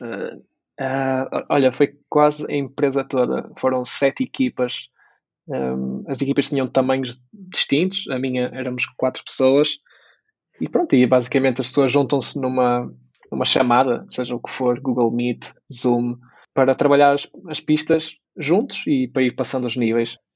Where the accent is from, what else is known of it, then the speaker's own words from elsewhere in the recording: Braga, Norte, Portugal; also born or lived in Porto; regressar para Braga, apesar de ser a minha cidade natal